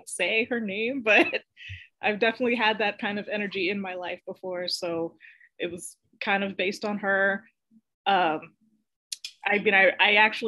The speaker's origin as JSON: {"language": "English", "town": "Queens", "region": "New York", "country": "United States", "tie": "born or raised there", "also_born_or_lived": "Bronx, New York / Long Island / Los Angeles, California", "said": "first I was born in the Bronx, then we lived in Long Island, then we moved to Los Angeles, California. That's actually where I started school. And then we moved back to the Bronx and then to Queens. So I moved around a lot when I was a kid."}